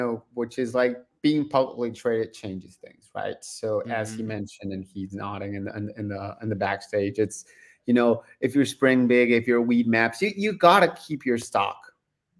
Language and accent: English; Argentina; I am coming from Argentina to the U.S. in September